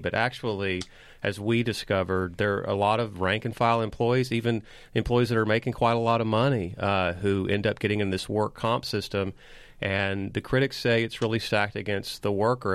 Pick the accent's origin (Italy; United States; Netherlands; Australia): United States; Liberty, Texas; now in Austin, United States; in my hometown of Liberty